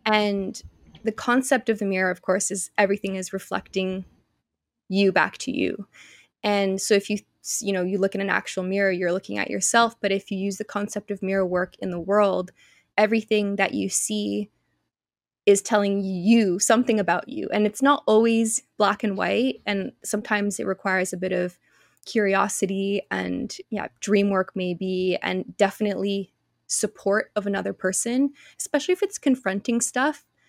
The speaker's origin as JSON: {"language": "English", "country": "Canada", "also_born_or_lived": "Australia", "moved": "yes", "said": "I'm Canadian"}